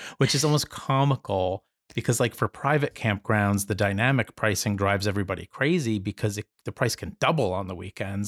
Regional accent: New Jersey, United States; I'm from New Jersey

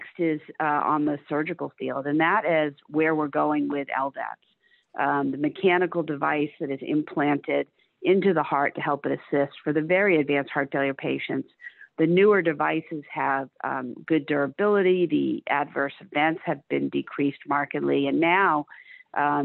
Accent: Cape Cod, Massachusetts, United States; moved away as an adult; now in Dallas, United States; I grew up on Cape Cod, Massachusetts

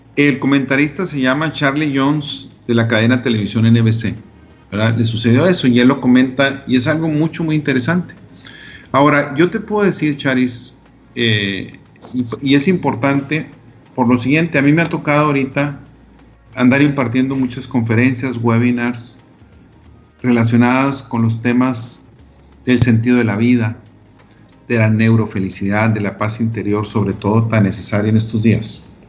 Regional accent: Delicias, Chihuahua, Mexico; Yo soy de Elisa, Chihuahua

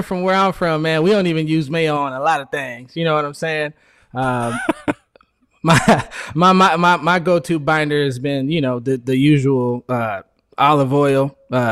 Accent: Phoenix, Arizona, United States; I'm from Phoenix, Arizona

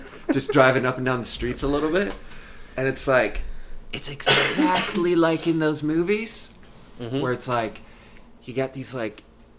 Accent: Sweden; born or raised there; moved away

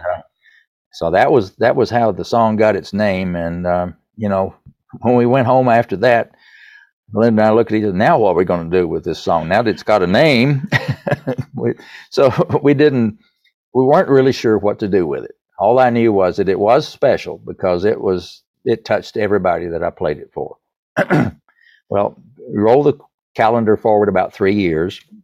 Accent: East Tennessee, United States; accent: Southern; I grew up in the Baptist church in East Tennessee

